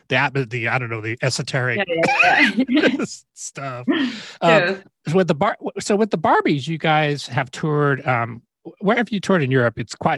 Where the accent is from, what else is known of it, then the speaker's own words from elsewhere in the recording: United States; like as an American